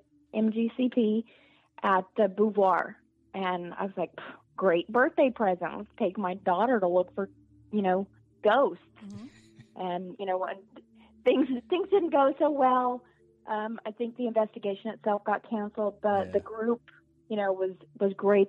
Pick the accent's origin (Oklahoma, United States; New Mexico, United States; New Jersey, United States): New Mexico, United States; Albuquerque; moved away; I'm originally from Albuquerque, New Mexico